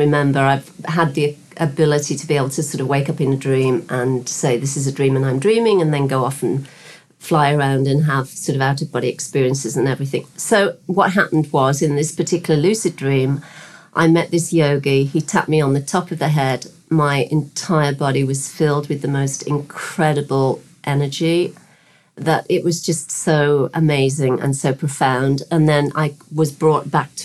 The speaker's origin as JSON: {"language": "English", "region": "West Midlands", "country": "United Kingdom", "tie": "born or raised there", "moved": "as an adult", "lives_now": "Bahamas", "said": "Originally from the UK, I was born in the West Midlands, in the kind of the centre of the UK, in a working class town."}